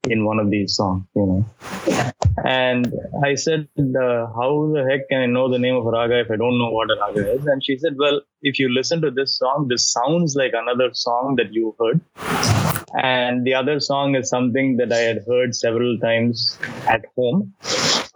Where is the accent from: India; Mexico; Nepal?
India; Tiruchirappalli, Tamil Nadu; now in United States; I grew up in Trichy